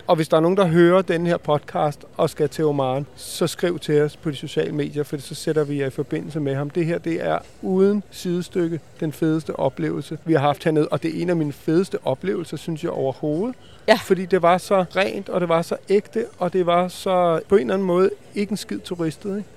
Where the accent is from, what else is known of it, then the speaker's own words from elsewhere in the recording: Denmark; vi er fra Danmark